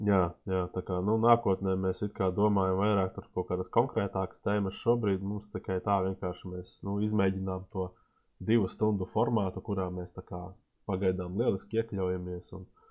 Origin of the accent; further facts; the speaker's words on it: Latvia; esam no Latvijas